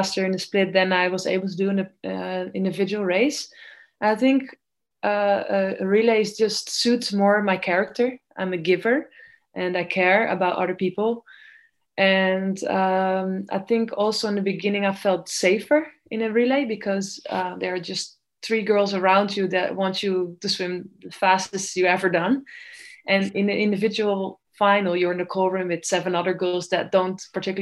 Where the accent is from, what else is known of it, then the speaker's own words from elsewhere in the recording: Netherlands; I was swimming at a very small club in my hometown